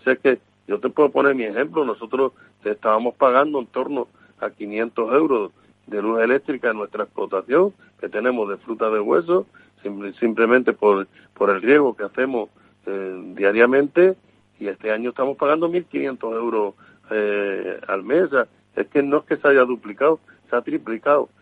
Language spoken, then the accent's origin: Spanish; Extremadura, Spain; yo que soy de Extremadura